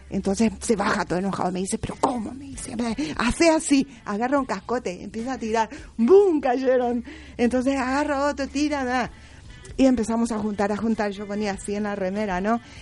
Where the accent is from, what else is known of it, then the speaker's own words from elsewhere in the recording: General Artigas, Itapúa, Paraguay; also born or lived in Buenos Aires, Argentina; now in Argentina; El lugar donde yo nací está a 360 kilómetros y se llama General Artigas. Eh, pertenece al departamento de Itapúa